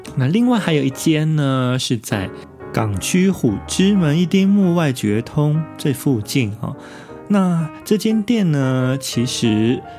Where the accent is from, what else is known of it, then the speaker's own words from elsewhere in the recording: Taiwan; now in Tokyo, Japan; 因为我们台湾人向来已经其实习惯了像夜市啊， 这种直接就在外面啊，户外的，呃，直接拉着椅子就吃饭的一种形式